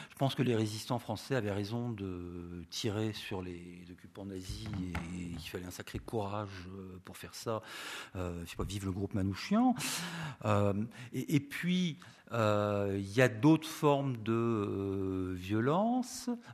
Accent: Rennes, Brittany, France; je viens de Rennes

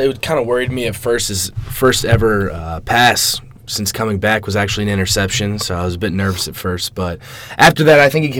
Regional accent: Chicago, Illinois, United States; born there; So, I was born in Chicago, but every single year I would always be in and out of Indiana.

